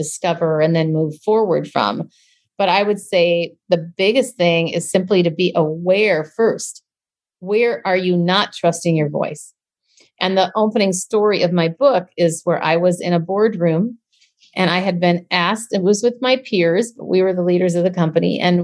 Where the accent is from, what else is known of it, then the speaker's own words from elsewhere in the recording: Minneapolis, Minnesota, United States; now in San Francisco, United States; I'm originally from Minneapolis